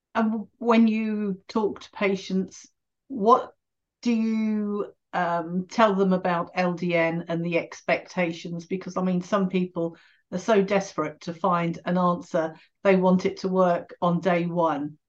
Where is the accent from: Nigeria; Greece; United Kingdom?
United Kingdom; England; being English